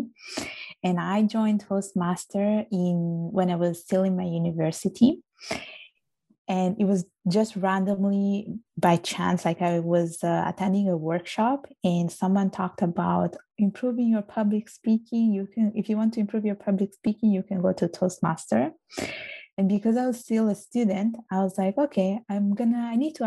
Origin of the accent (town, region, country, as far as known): Palermo, Sicily, Italy; born or raised there; accent: strong Italian accent; English is a second language; moved away as an adult; also born or lived in Vigevano, Italy / England; now in Montreal, Canada